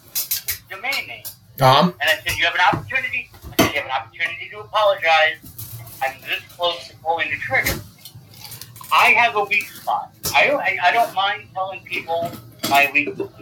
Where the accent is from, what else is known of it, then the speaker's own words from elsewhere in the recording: New York City, New York, United States; growing up in Staples as a child, a white kid in the Bronx